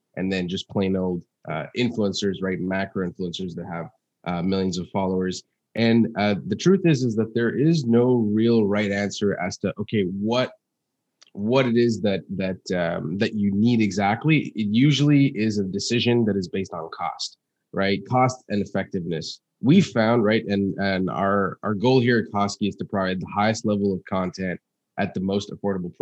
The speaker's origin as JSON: {"language": "English", "town": "Montreal", "region": "Quebec", "country": "Canada", "tie": "born or raised there", "said": "I was born in Montreal, Canada in 94"}